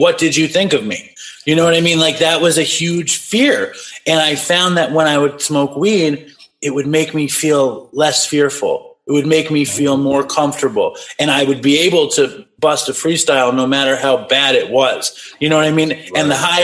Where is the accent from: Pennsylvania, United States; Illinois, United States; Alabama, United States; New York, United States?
New York, United States; New York City; also born or lived in Los Angeles; I grew up in Manhattan, you know, and I'm 46. So I grew up in the 90s in Manhattan